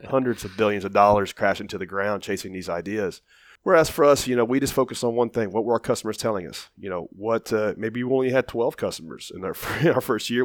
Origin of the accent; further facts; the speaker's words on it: Nashville, Tennessee, United States; I was kind of a known commodity in my hometown